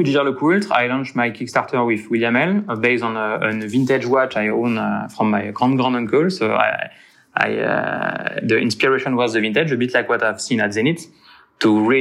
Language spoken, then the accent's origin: English; Cognac, Nouvelle-Aquitaine, France; English is a second language; moved away as an adult; also born or lived in Le Locle; I'm from Cognac, from the southwest of France